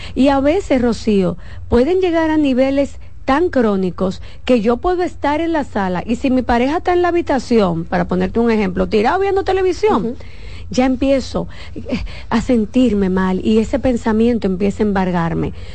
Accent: Santo Domingo, Distrito Nacional, Dominican Republic; Yo crecí en un barrio. Yo crecí en Villa Agrícola entre eh, eh, José Martí primero, Villa María y después Villa Agrícola

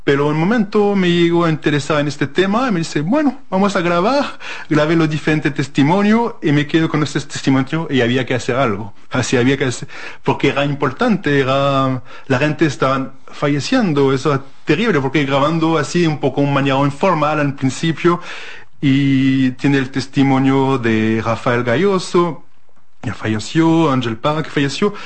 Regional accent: France; Spanish is a second language; moved away; also born or lived in Chile; como francés

